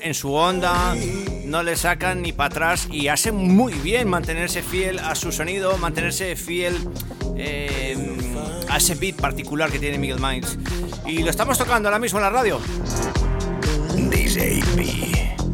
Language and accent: Spanish; Colombia; now in Madrid, Spain; mi país, Colombia